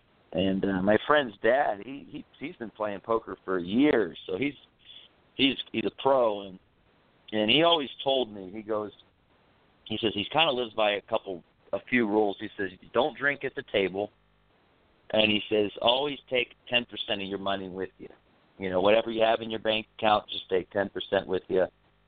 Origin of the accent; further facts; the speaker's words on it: Orlando, Florida, United States; Oh, Orlando, Florida.